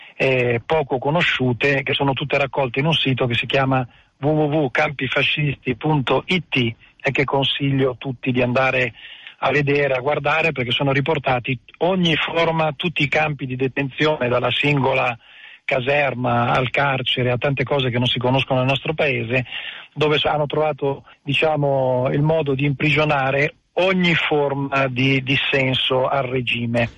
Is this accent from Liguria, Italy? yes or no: no; Milan, Lombardy, Italy; now in San Giuliano Milanese, Italy; io sono figlio di migranti meridionali sicuramente, ma sono nato e cresciuto a Milano, a Lambrache, poi al Giambellino